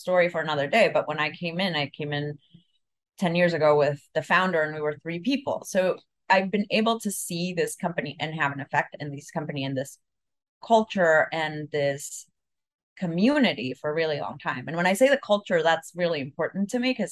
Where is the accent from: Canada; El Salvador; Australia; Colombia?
El Salvador; moved away; also born or lived in Mexico; I'm from El Salvador